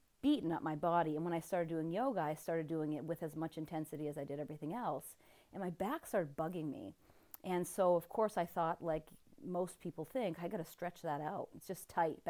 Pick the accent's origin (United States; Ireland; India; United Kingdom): United States; Vermont; I grew up in Vermont, so being the tree-hugging dirt worshiper from Vermont that I was